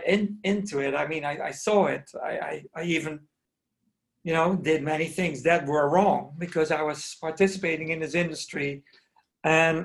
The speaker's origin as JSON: {"language": "English", "country": "Netherlands", "tie": "born or raised there", "also_born_or_lived": "New York, United States / Paris, France", "said": "I was born in Holland and I studied to become a ballet dancer"}